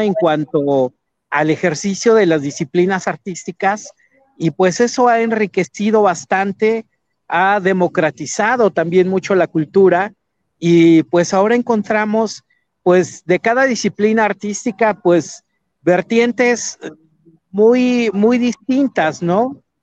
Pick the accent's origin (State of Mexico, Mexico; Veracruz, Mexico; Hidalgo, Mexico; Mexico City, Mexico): Hidalgo, Mexico; Sierra Otomí-Tepehua; moved away as an adult; also born or lived in Pachuca / Guadalajara; Yo soy de la Sierra Otomite de un pequeño pueblo justo en el corazón de la sierra